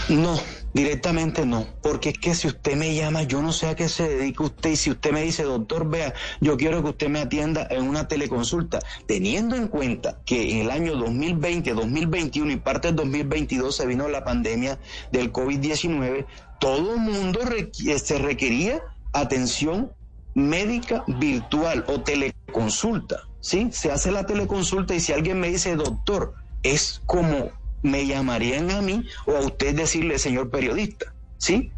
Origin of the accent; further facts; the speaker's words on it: San Bernardo del Viento, Córdoba, Colombia; Yo vengo de San Bernardo del Viento, donde la economía es pescar, coger cangrejo, cultivar arroz y parte de ganadería